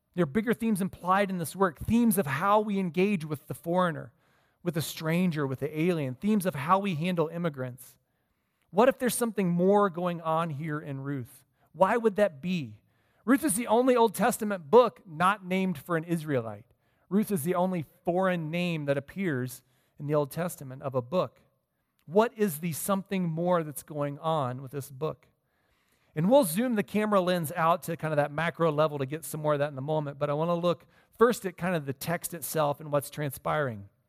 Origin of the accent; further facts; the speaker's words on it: Midwest, United States; moved away; I grew up in the Midwest